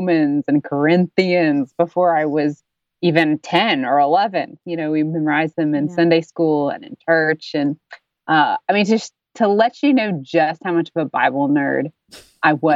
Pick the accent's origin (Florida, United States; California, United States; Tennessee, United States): Tennessee, United States; Dayton; I'm from Dayton, Tennessee, which is home of the Scopes Monkey Trial of 1925